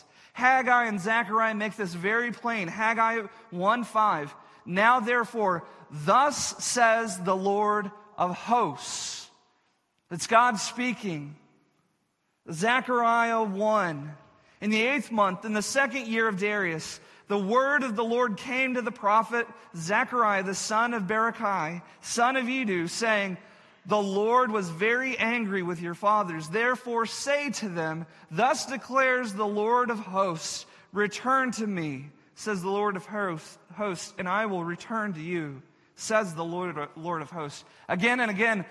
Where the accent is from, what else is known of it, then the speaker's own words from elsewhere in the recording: Texas, United States; where I grew up in Texas